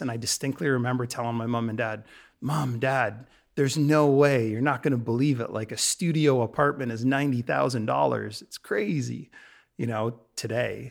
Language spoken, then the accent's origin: English; London, Ontario, Canada; moved away as an adult; also born or lived in Toronto; now in Vancouver, Canada; my hometown. London, Ontario, and I'd lived in Toronto for, for a little bit